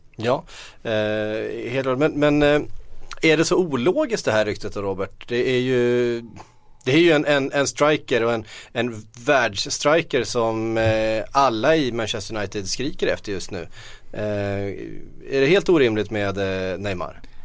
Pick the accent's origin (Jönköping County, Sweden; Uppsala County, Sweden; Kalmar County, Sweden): Kalmar County, Sweden; Västervik; som vi säger hemma i Västervik